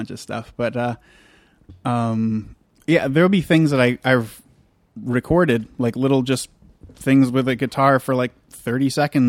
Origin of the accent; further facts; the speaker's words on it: York, Maine, United States; also born or lived in Kittery, Maine; I was born in York.